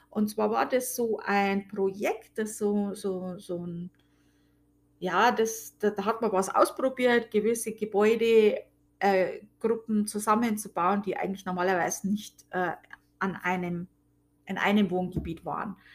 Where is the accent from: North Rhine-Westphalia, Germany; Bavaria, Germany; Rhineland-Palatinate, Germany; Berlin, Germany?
Bavaria, Germany; Amberg; born there; Also meine Geburtsstadt ist Amberg. Ähm, Amberg in der Oberpfalz war auch mal die Hauptstadt der Oberpfalz.